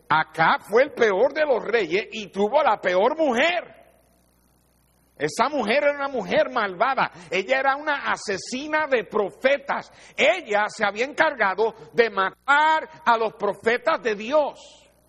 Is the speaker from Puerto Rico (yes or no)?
yes; Puerto Rico; porque soy de Puerto Rico